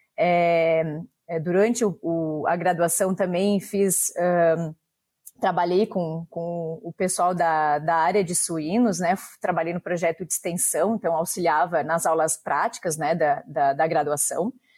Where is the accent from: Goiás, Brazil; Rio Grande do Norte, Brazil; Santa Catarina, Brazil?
Santa Catarina, Brazil; Videira; also born or lived in Papanduva / Canada; eu sou daqui da região do município de Videira